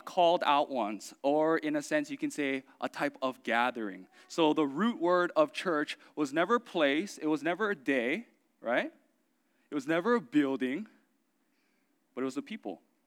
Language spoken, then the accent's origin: English; Oahu, Hawaii, United States; I grew up in Oahu